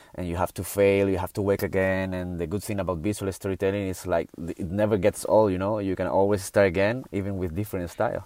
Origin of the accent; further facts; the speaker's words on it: Canary Islands, Spain; I'm from Canary Island and we have such a paradise here